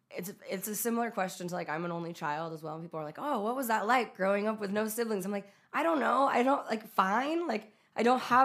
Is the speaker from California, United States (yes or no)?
yes; California, United States; also born or lived in Utah; So it's like, I was born in Southern California. He worked at a station there. Then, like, at a certain point, we moved to Utah. Then we moved back to California to, like, the Bay Area